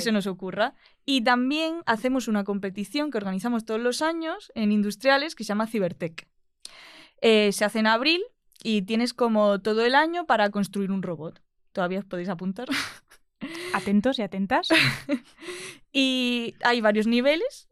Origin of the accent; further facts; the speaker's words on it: Albolote, Andalusia, Spain; moved away as an adult; now in Madrid, Spain; Yo soy de Granada, de un pueblo de Albolote